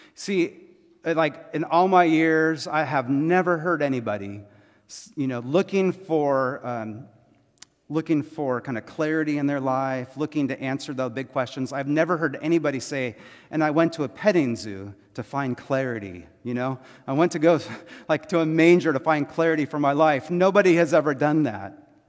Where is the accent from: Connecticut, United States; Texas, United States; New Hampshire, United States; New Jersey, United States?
Texas, United States; I was born in Texas, right? I'm American and Texan